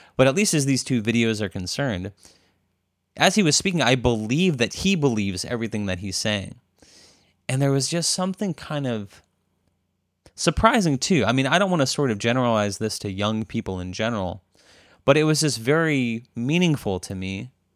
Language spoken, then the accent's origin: English; Arizona, United States; now in Berkeley, United States